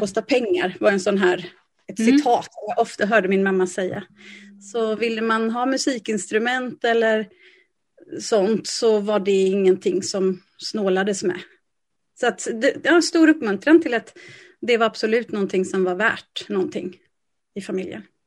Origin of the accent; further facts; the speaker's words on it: Lysekil, Västra Götaland, Sweden; now in Gothenburg, Sweden; jag är född och uppvuxen i Lysekil